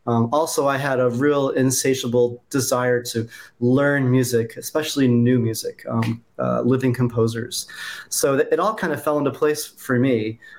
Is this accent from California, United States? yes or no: yes; California, United States; moved away as an adult; Well, I'm originally from California, but I've kind of lived all over the country.